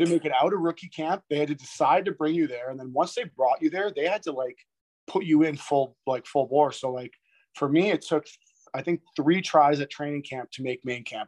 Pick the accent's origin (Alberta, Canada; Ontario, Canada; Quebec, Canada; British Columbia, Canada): Ontario, Canada; Toronto; I grew up in Toronto, like I watched a lot of Canadian teams